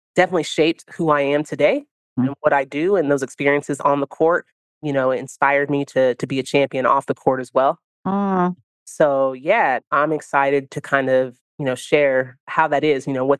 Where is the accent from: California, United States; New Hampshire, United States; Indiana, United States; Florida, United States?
California, United States; the Bay Area; also born or lived in Italy; my hometown